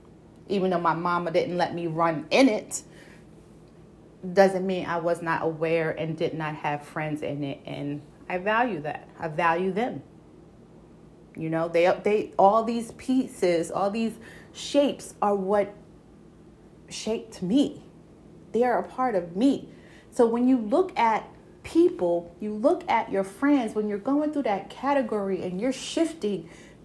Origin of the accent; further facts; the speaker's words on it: Brooklyn, New York, United States; I can say it because I was born and raised in Bushwick Avenue before they gentrified it, okay? And if any of y'all know Brooklyn and know Bushwick Avenue, okay, enough said, okay?